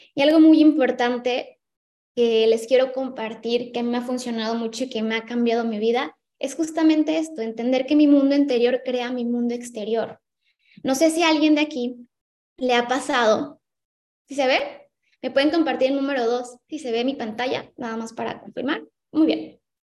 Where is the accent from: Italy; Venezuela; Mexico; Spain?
Mexico; Ensenada, Baja California; moved away as an adult; now in Cancún, Mexico; soy de Ensenada, Baja California, del norte